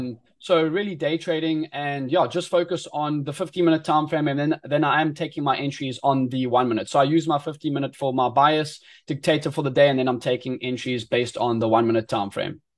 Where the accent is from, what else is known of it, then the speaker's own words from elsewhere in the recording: Eastern Cape, South Africa; moved away as an adult; now in Durban, South Africa; I was born and bred in the Eastern Cape in South Africa